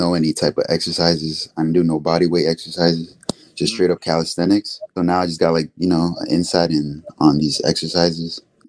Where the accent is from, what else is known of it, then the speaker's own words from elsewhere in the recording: Honduras; Well, I'm from Honduras.